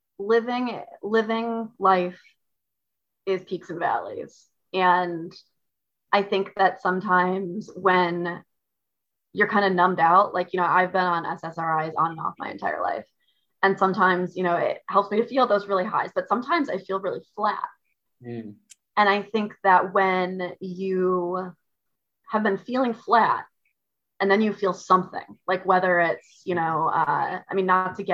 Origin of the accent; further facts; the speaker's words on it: Midwest, United States; moved away; I'm from the Midwest originally